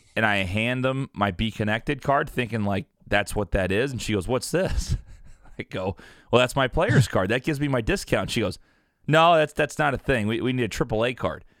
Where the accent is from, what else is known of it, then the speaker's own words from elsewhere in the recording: Southern Illinois, United States; now in Missouri, United States; I now live in Missouri, which I thoroughly enjoy, but, uh, I grew up in Illinois, Nick, and basically, it's Southern